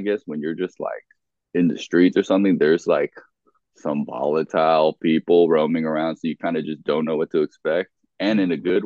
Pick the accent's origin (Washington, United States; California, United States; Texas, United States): California, United States; Los Angeles; also born or lived in Orange County, California; I grew up in like Venice Marina area, like born and raised. I think I was born in Santa Monica Hospital.